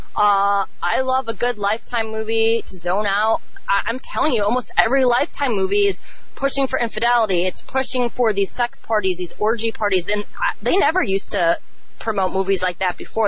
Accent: Chicago, Illinois, United States; I'm from Chicago

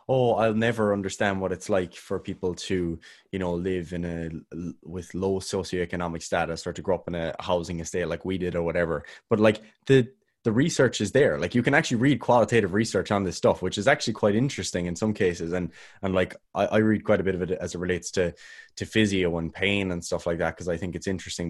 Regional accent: Ireland; I'm Irish

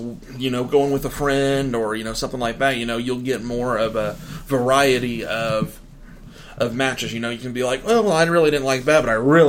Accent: Evansville, Indiana, United States; I'm from Evansville.

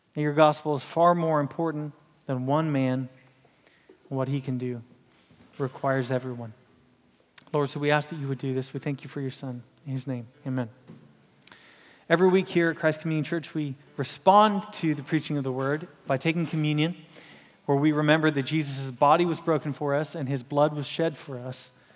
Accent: Houston, Texas, United States; I'm from Houston

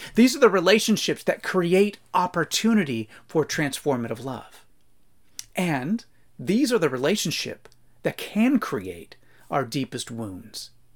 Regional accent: United States; American Christian readers

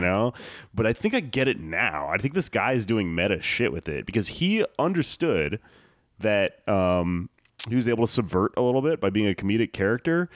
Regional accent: United States; I am American

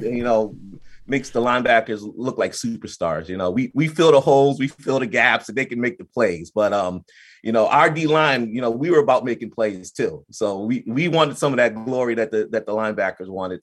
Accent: New Jersey, United States; I'm from New Jersey

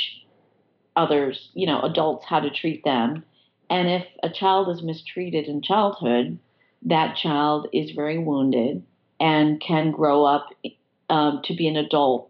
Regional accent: Freeville, New York, United States; moved away as an adult; also born or lived in London / Washington, D.C. / Chicago; I had always spent a lot of time in my hometown. My entire family lives here

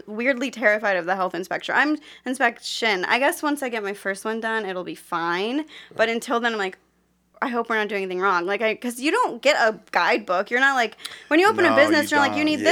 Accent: Cleveland, Ohio, United States; moved away; also born or lived in California; I am from Cleveland, but I was living in California

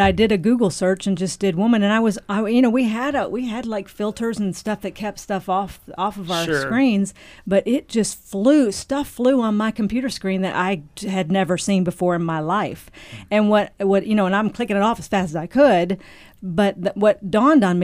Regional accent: Nashville, Tennessee, United States; from Nashville

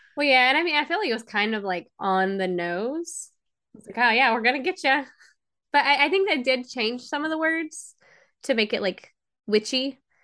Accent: Georgia, United States; I'm from Georgia." It's just the accent

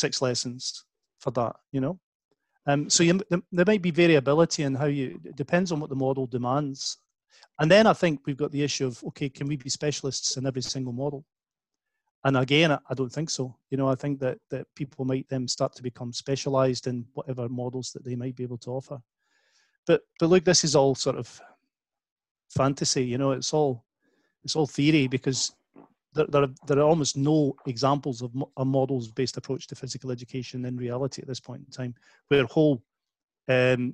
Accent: Scotland, United Kingdom; when I was a kid growing up in Scotland

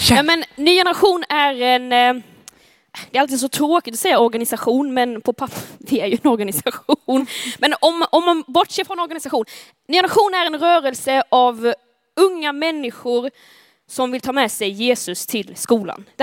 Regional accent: Skåne, Sweden; accent: Scanian; now in Uppsala, Sweden; När jag, när jag kom från Skåne till Uppsala 2019 så var det så här, jag tänker inte att jag är skånska, jag pratar ju som alla andra.

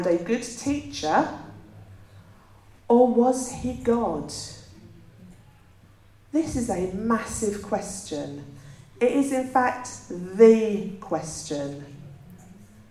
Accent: England, United Kingdom; we're English

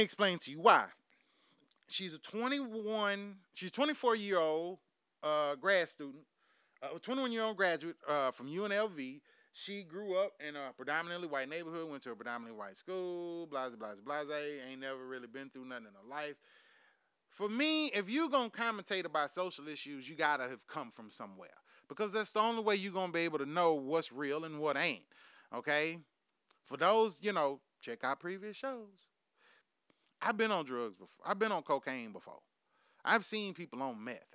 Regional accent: Houston, Texas, United States; I'm from Houston, goddamn Texas

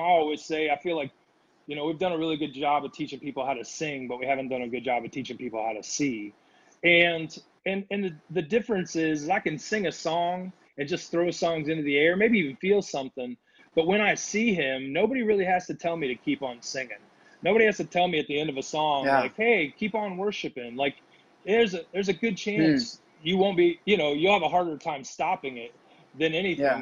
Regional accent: Indiana, United States; moved away as an adult; also born or lived in Missouri / Kansas City, Missouri / Rapid City, South Dakota; now in Nashville, United States; I grew up in Indiana

